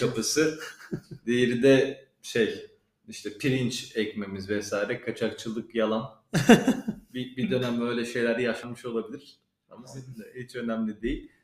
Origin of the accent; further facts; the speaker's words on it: İpsala, Edirne, Turkey; ben biliyorsunuz İpsal alayım, Edirne'liyim.